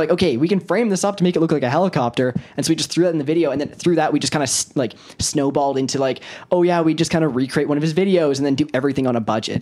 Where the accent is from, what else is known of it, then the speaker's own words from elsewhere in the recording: Kelowna, British Columbia, Canada; also born or lived in Prince Rupert, British Columbia; we were born in Prince Rupert, British Columbia, and then when we were six, we moved to Kelowna, and then now we've just been living here